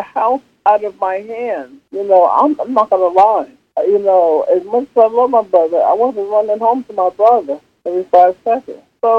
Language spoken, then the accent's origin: English; Peekskill, New York, United States; Yeah, and that's hard because I love my hometown. I love Peekskill. I always will. You know, I don't care who I meet, where I go. Peekskill is my hometown. You know, I'm still a hometown girl.